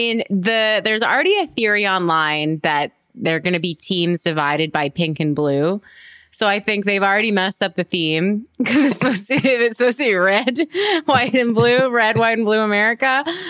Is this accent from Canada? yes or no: yes; Canada; As a Canadian